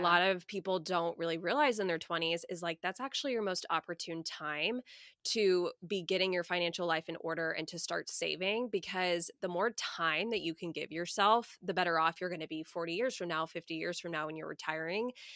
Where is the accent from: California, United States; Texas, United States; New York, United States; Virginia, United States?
Texas, United States; Coppell; moved away as an adult; now in Houston, United States; I grew up in a suburb of Dallas called Cowpell